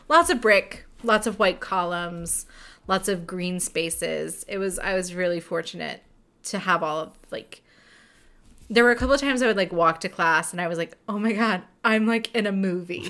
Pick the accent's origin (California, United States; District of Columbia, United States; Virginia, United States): Virginia, United States; we're from Virginia, and we love it here.